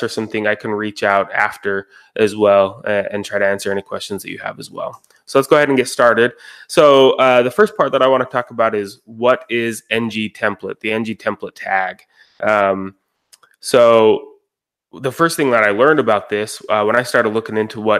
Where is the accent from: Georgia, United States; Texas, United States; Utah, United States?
Utah, United States; Roy; I'm from Roy, Utah. It's about a half hour north of Salt Lake City, Utah.